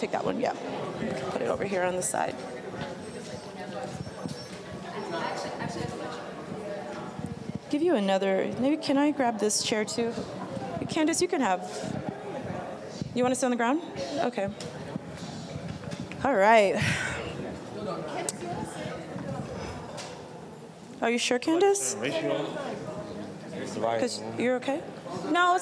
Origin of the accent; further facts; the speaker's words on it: Anchorage, Alaska, United States; I'm from Anchorage, Alaska